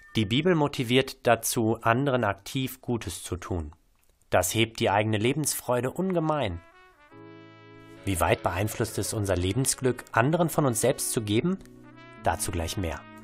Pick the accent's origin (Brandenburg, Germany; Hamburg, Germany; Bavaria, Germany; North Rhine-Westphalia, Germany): North Rhine-Westphalia, Germany; Bochum; als Bochumer